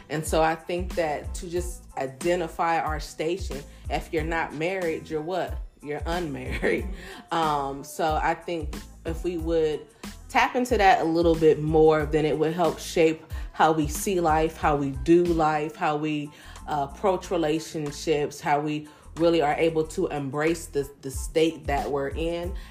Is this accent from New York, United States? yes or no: no; Ohio, United States; I'm really from Ohio.